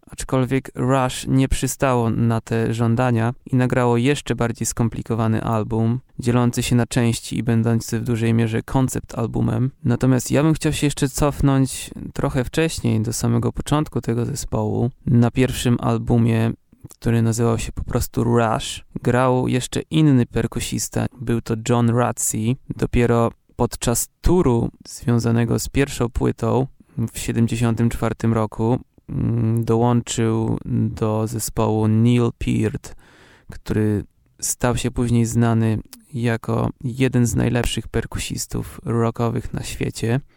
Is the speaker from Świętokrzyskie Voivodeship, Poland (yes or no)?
no; Olsztyn, Warmian-Masurian Voivodeship, Poland; Pochodzę z Olsztyna.